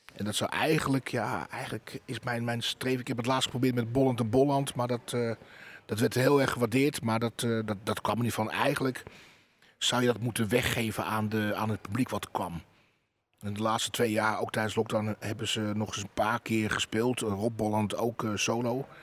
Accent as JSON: {"language": "Dutch", "area": "Terschelling", "region": "Friesland", "country": "Netherlands", "said": "bij ons op de Schelling"}